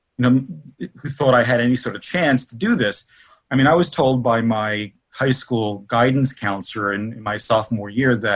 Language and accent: English; Newark, New Jersey, United States; also born or lived in Kearny, New Jersey; I grew up in Newark, New Jersey